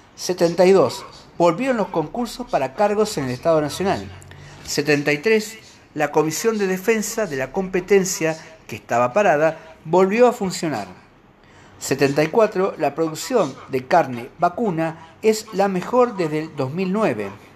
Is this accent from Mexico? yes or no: no; Argentina; como muchos argentinos